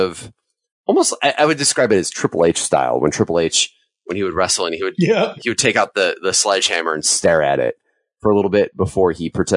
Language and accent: English; Long Grove, United States; the Walmart that was the closest to where I grew up in Long Grove